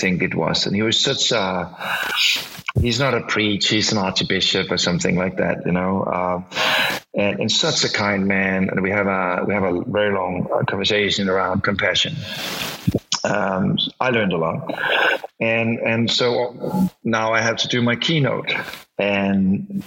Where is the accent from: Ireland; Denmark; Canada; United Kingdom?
Denmark; English is a second language; I'm Danish